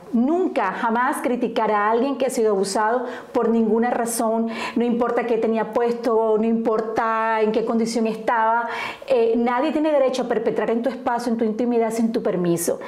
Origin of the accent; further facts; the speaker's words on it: Colombia; moved away as an adult; now in Indiana, United States; yo soy originaria de Colombia, eh, y estoy en el estado de Indiana, vivo en el estado de Indiana hace 20 años